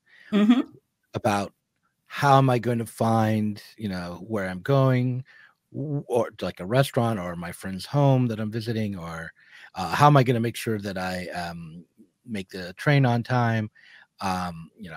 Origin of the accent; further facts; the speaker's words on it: United States; accent: American; my American accent